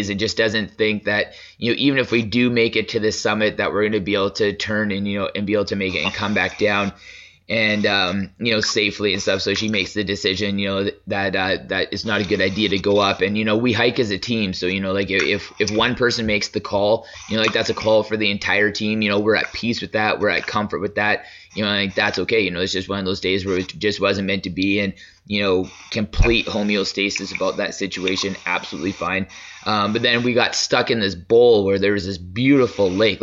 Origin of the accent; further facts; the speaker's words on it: Lethbridge, Alberta, Canada; where him and I grew up in Lethbridge